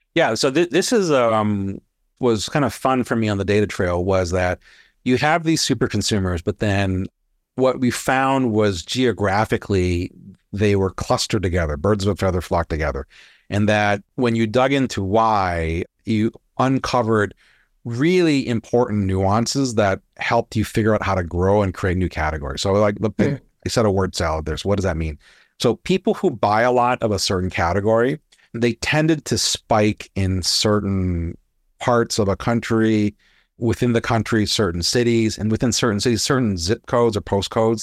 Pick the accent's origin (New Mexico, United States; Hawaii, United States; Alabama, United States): Hawaii, United States; I grew up in Hawaii. Weather doesn't change